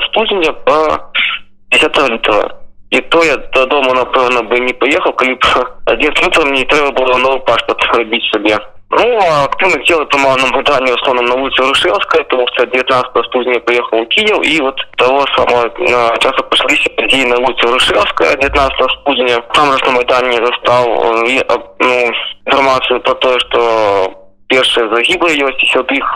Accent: Starye Darohi, south of Minsk Region, Belarus; moved away as an adult; now in Kyiv, Ukraine; я сам родом со Старый Это такое место на полудне Минской области. Я в Украине живу уже с 14 года.

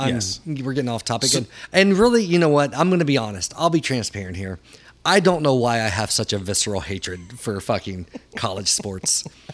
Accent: the South, United States; Growing up in the South

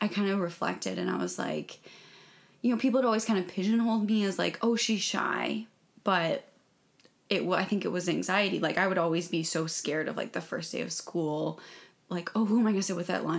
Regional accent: Jacksonville, Florida, United States; now in Charleston, United States; I'm from Jacksonville. I live in Charleston now

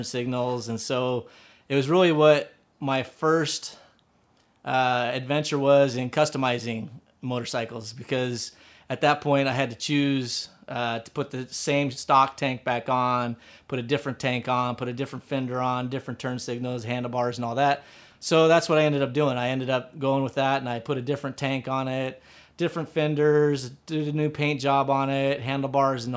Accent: Alaska, United States; also born or lived in Phoenix, Arizona; I grew up in Alaska as a commercial fisherman

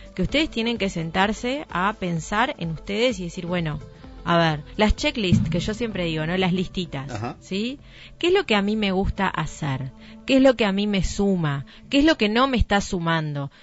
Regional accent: Montevideo, Uruguay; moved away as an adult; now in Nueva Helvecia, Uruguay; no nací en Nueva Albesia, por ejemplo. Yo soy de Montevideo y en un momento tuve que tomar la decisión de venirme a, vivir a Nueva Albesia

